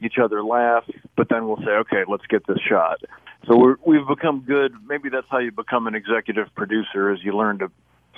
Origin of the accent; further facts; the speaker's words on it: Minooka, Illinois, United States; He was the mayor of Manuka, my hometown.